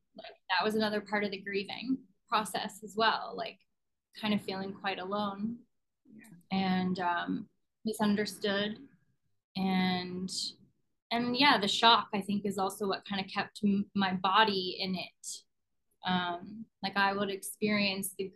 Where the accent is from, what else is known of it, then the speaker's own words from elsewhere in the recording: Pittsburgh, Pennsylvania, United States; now in Los Angeles, United States; I grew up in Pittsburgh, so that's where my grandmother was.